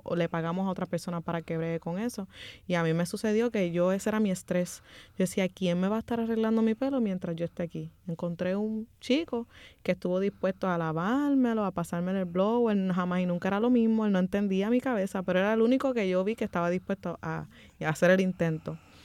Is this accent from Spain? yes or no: no; Puerto Rico; yo crecí aquí en Puerto Rico. Aquí en Puerto Rico, pero dentro, porque yo eh, me crié dentro de la subcultura dominicana que existe aquí.